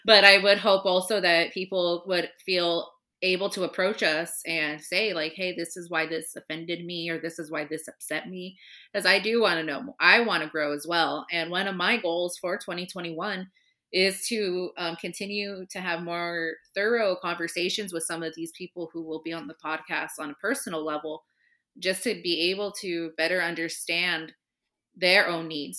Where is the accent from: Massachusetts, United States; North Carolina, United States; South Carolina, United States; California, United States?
California, United States; Southern California near Riverside, United States; moved away as an adult; now in Chicago, United States; I grew up in Southern California near Riverside